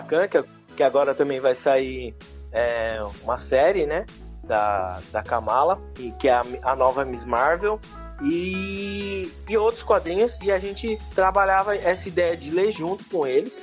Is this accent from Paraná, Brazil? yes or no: no; São Paulo, Brazil; eu cresci aqui na Zona Leste de São Paulo